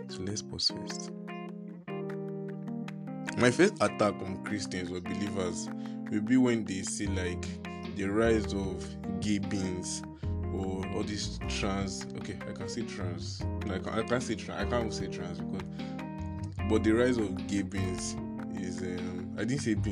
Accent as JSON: {"language": "English", "country": "Nigeria", "said": "I am a Nigerian"}